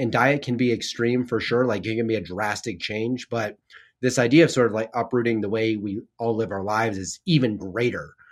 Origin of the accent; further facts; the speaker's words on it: McPherson, Kansas, United States; I grew up in McPherson